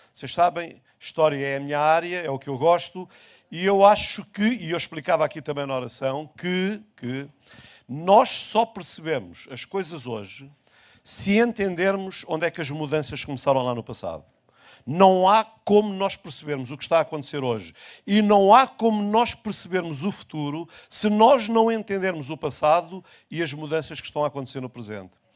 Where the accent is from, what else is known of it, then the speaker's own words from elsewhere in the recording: Portugal; o mundo onde eu nasci, o Portugal onde eu cresci, já não existe mais